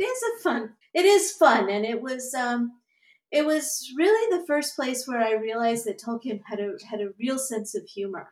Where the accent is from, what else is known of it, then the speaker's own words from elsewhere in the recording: United States; moved away as an adult; also born or lived in Virginia / Alabama; now in Twin Cities, United States; I grew up mostly in Mississippi and Alabama.